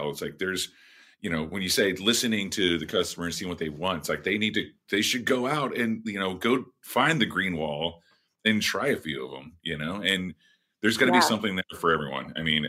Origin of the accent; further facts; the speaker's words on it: Southwest, United States; also born or lived in Santa Fe; I'm from the Southwest.